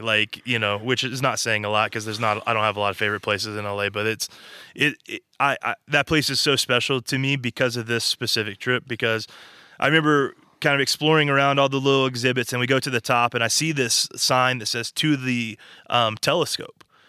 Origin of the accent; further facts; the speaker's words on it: Arkansas, United States; moved away as an adult; now in California, United States; we're from Arkansas